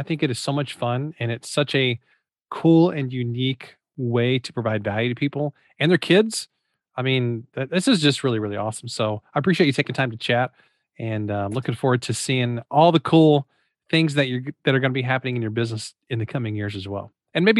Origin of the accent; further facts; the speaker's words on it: Missouri, United States; But I am from Missouri, so we're known for mispronouncing things.